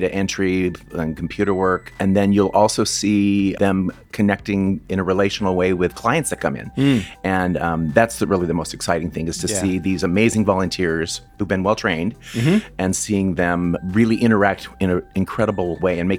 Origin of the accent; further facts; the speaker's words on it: San Jose, California, United States; also born or lived in Milpitas; now in Fremont, United States; I was born in Southern California, but moved to San Jose when I was 9. My dad's work brought him up here. So lived in San Jose and went to school in San Jose schools